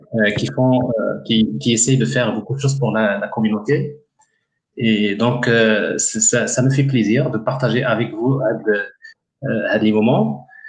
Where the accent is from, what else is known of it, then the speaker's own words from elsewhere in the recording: Ouarzazate, Drâa-Tafilalet, Morocco; un village um, qui s'appelle Isfoutalil donc Isfoutalil est un village à l'entrée de, la ville de Ouarzazate et c'est un village euh, en fait euh, là où j'ai grandi